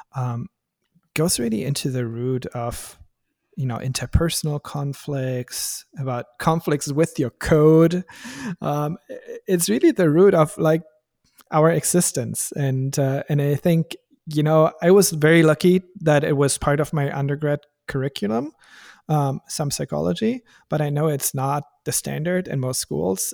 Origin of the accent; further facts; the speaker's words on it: Germany; English is a second language; moved away as an adult; now in Bay Area, United States; I'm from Germany originally